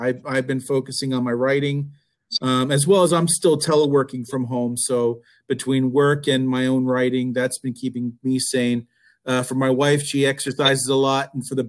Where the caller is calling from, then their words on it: Alexandria, Virginia, United States; I'm in Alexandria, Virginia, just outside of Washington, D.C., also under lockdown, like the rest of you.